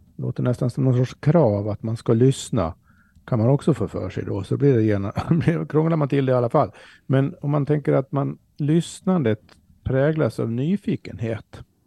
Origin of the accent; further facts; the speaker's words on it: Sweden; för oss som svenskar